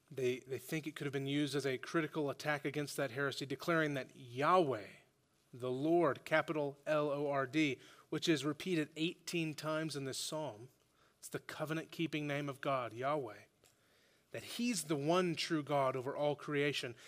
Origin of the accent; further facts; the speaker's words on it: Oklahoma, United States; now in Fayetteville, United States; growing up in Oklahoma, I'm from Oklahoma